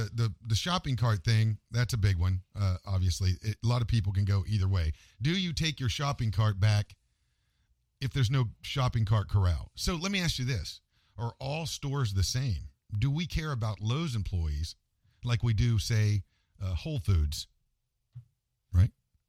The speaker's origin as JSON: {"language": "English", "region": "West Virginia", "country": "United States", "said": "I'm from West Virginia."}